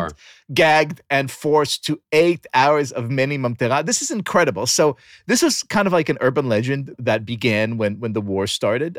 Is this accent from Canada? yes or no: no; Israel; moved away; grew up in a country where many schools were named after heroes and martyrs of the Jewish people.